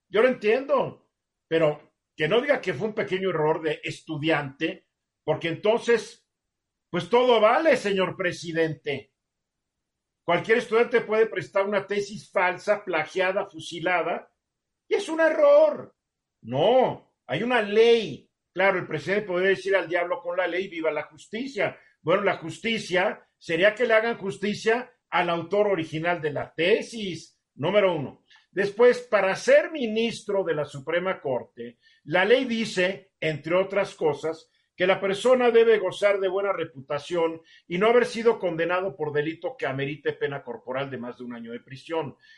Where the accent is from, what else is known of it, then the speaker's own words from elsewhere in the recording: Mexico; Yo soy más mexicano